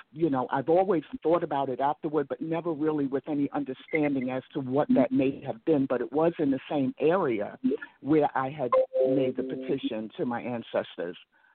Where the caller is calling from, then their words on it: Atlanta, Georgia, United States; It's Atlanta.